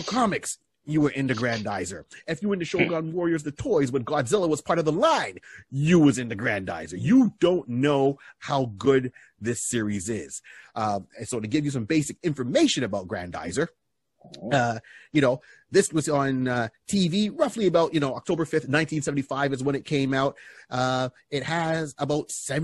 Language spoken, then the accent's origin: English; Quebec, Canada; growing up in Quebec, we didn't have the English version